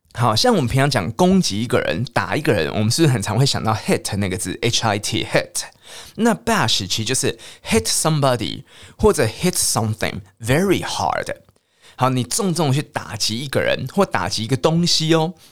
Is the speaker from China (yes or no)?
no; Taiwan; 虽然我们台湾人是没有想要征服中国啦